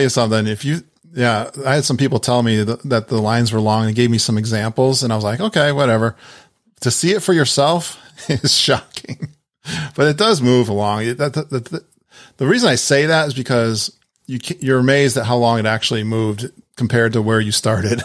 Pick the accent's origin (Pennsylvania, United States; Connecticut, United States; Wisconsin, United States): Connecticut, United States; I'm from Connecticut and New England. We've got some amazing lobster in my area